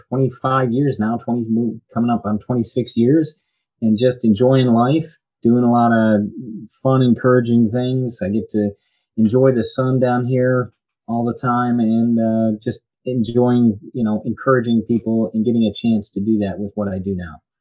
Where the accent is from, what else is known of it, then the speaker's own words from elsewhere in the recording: Birmingham, Michigan, United States; moved away as an adult; now in Florida, United States; I'm originally from Birmingham, Michigan. Grew up there